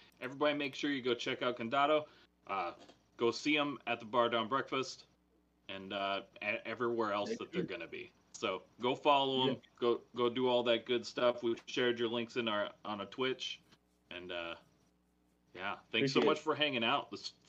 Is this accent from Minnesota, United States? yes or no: yes; Minnesota, United States; accent: Minnesotan; I know I'm from Minnesota, but I don't know very much about hockey, like, at all. I enjoy hockey, you know, we do hockey here